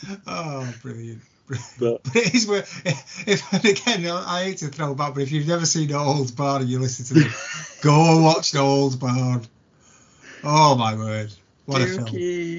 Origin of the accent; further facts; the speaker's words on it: St Helens, North West England, United Kingdom; Well, we're both from St. Helens.